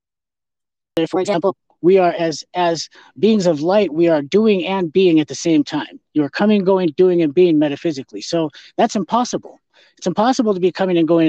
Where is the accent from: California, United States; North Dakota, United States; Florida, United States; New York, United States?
North Dakota, United States; I grew up in North Dakota